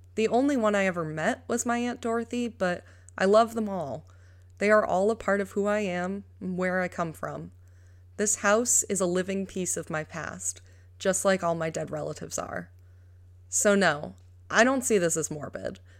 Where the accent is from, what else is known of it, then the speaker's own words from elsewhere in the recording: New York, United States; I adore New York, my home state